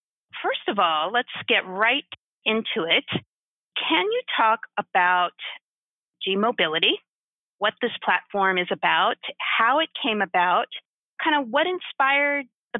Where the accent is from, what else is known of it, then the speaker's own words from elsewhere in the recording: United States; I'm American. I'm not in Europe.